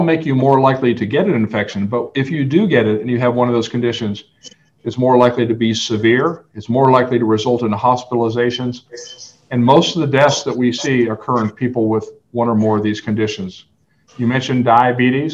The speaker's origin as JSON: {"language": "English", "town": "Fairbanks", "region": "Alaska", "country": "United States", "tie": "born or raised there", "moved": "yes", "lives_now": "El Paso, United States", "said": "I grew up in Fairbanks, Alaska, and it gets about minus 40"}